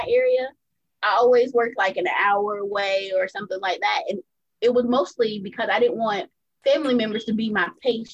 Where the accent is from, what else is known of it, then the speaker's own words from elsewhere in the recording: Greenville, South Carolina, United States; also born or lived in Melbourne, Florida / California; I've been in Greenville, South Carolina most of my life. That's where my mom's from, where her family's from. So I grew up being raised